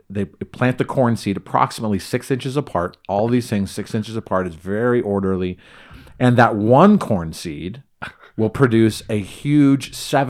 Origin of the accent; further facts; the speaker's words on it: California, United States; now in Idaho, United States; very different from where I grew up in Southern California, in concrete jungle, subdivisionville, everything.